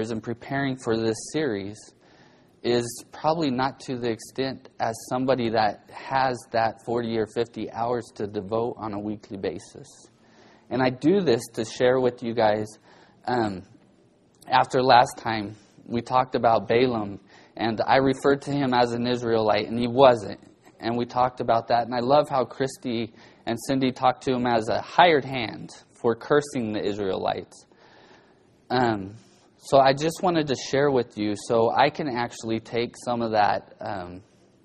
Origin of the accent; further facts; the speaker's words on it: Bakersfield, California, United States; growing up in Bakersfield, growing up a welder's son